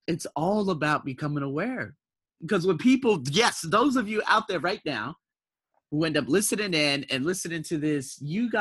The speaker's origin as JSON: {"language": "English", "country": "United States", "moved": "as an adult", "lives_now": "Thailand"}